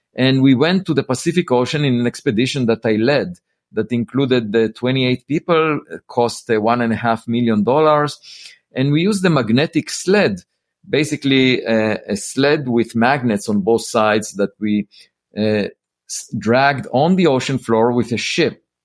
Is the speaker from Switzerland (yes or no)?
no; Israel; moved away as an adult; also born or lived in Princeton; I grew up in Israel